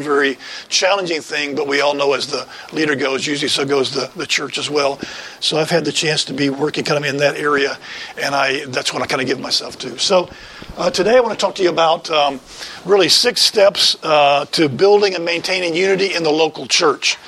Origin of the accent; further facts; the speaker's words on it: West Tennessee, United States; moved away as an adult; also born or lived in Cleveland, Ohio; I grew up in West Tennessee and was there for most of my shaping times of life.